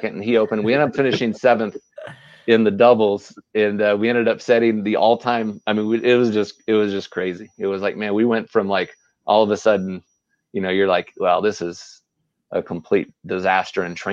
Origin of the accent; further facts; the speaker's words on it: Las Vegas, Nevada, United States; we're from Las Vegas